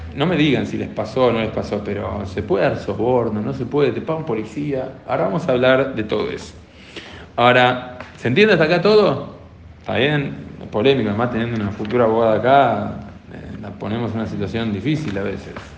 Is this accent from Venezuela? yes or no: no; Argentina; como argentinos, o como argentinos y argentinas, también como personas que vivimos acá en Argentina